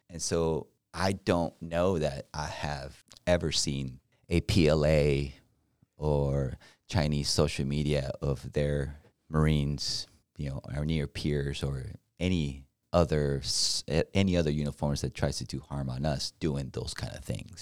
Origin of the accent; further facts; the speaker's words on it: Mexico; now in United States; I'm from Mexico